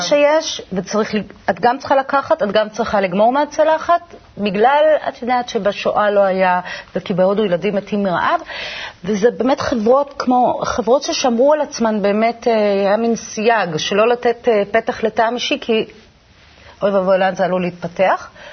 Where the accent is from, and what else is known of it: Israel; born or raised there